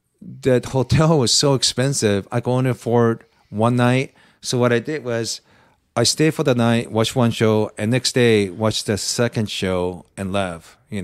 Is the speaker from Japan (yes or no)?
yes; Japan; moved away; I have Japanese name. I grew up in Japan, but ethnically Korean.